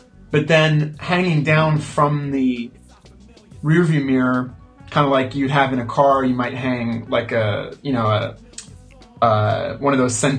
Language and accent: English; Spain; also born or lived in United Kingdom / United States; because I was born in the States, but I grew up in Spain and the UK.